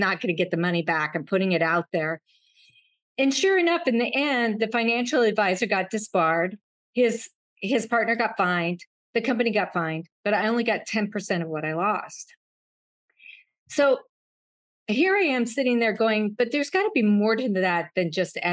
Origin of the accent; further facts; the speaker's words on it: Wyoming, United States; when I was young, at 10 years old, I grew up in Wyoming